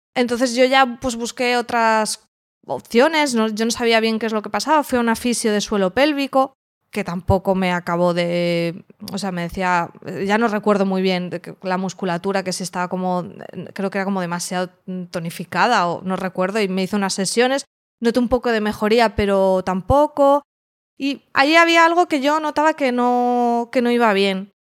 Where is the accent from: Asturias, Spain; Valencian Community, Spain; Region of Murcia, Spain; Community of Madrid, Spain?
Valencian Community, Spain; Alicante; vivo en Alicante, soy de Alicante